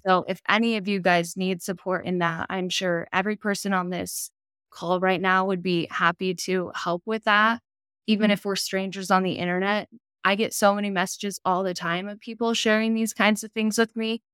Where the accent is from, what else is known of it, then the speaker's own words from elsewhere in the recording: Utah, United States; I'm from Utah